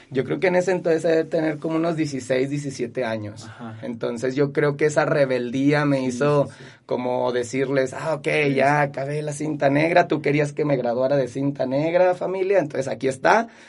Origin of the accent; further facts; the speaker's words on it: Zacatecas, Mexico; also born or lived in Guadalupe, Zacatecas; nací aquí en Zacatecas, me crié aquí en Zacatecas, he estudiado aquí en Zacatecas, trabajo aquí en mi ciudad